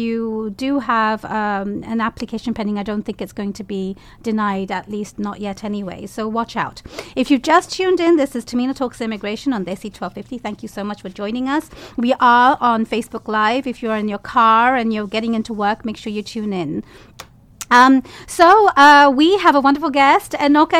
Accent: London, United Kingdom; moved away; I grew up near Finsbury Park

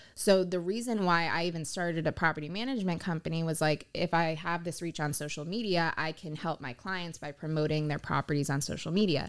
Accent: Pompano Beach, Florida, United States; I'm born and raised in Pompano Beach. I've always lived in South Florida

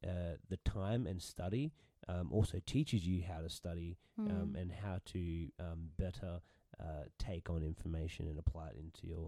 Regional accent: England, United Kingdom; Yeah. I'm English.

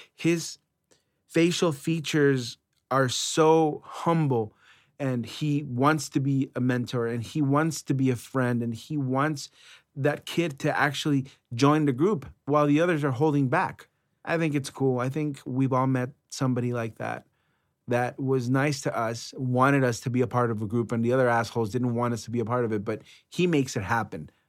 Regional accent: Los Angeles, California, United States; also born or lived in San Fernando Valley; I grew up in Los Angeles

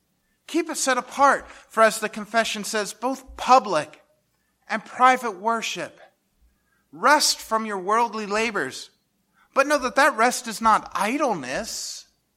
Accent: Lancaster County, Pennsylvania, United States; moved away as an adult; The church I grew up in Lancaster County, Pennsylvania, Westminster Presbyterian Church

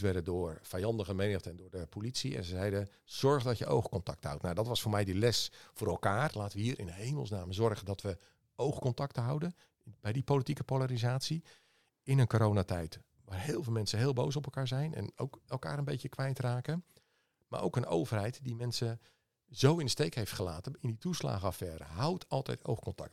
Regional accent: Leeuwarden, Friesland, Netherlands; ik ben opgegroeid in Leeuwarden

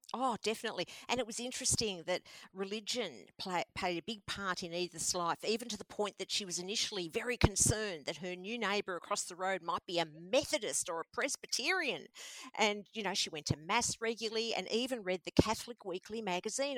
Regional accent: Mordialloc, Victoria, Australia; I grew up in Mordialloc, and that was also a new area at that time in the 60s.

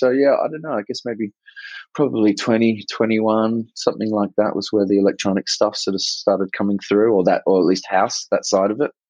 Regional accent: Sydney, New South Wales, Australia; moved away as an adult; I'm actually from Sydney. So I think a few people still think I'm from UK, but I'm from Sydney. grew up here.

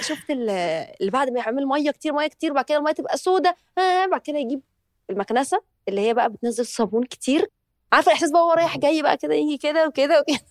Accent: Egypt; إحنا عندنا في مصر

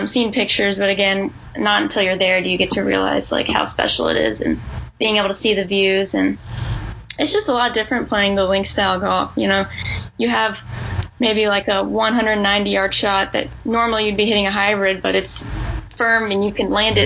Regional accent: Kentucky, United States; growing up in Kentucky and playing all the junior tournaments

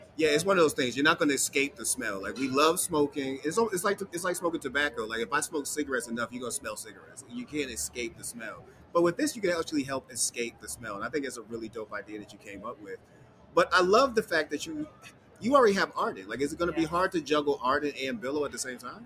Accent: Boston, Massachusetts, United States; I grew up in Boston

